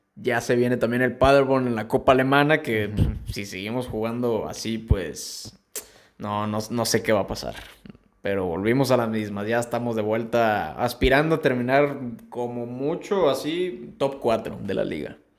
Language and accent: Spanish; Mexico; nosotros acá como mexicanos